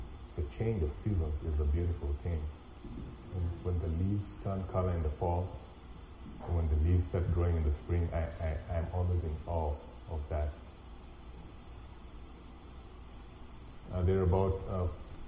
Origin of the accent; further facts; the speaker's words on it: Kenya; moved away as an adult; also born or lived in Virginia; now in United States; When we grew up in Kenya